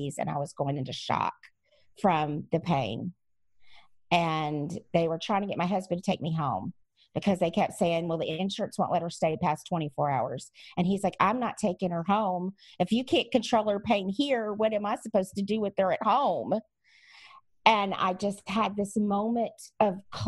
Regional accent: Louisiana, United States; moved away; I'm also from Louisiana originally, so I have some Cajun stubbornness in me as well

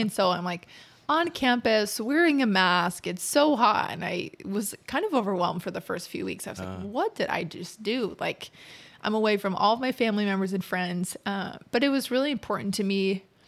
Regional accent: Utah, United States; moved away as an adult; also born or lived in St. George, Utah / Provo, Utah; now in Fishers, United States; I'm originally from Utah

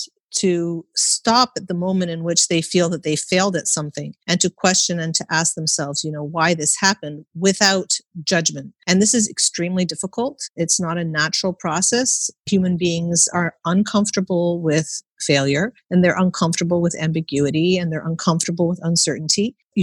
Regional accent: Canada; I was born and raised in Canada, and I never took an exam in primary school.

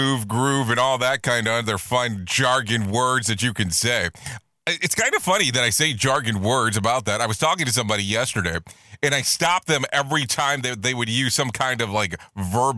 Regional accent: Ohio, United States; now in Orlando, United States; I was born in Ohio

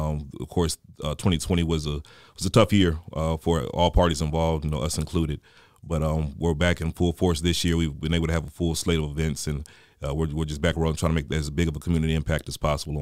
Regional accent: Newport News, Virginia, United States; now in Augusta, United States; I'm originally from Newport News, Virginia. So I'm a transplant to the Augusta area.

